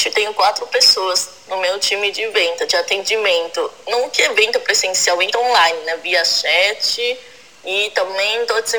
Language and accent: Portuguese; China; now in São Paulo, Brazil; sou chinesa e atualmente moro aqui em São Paulo, Brasil.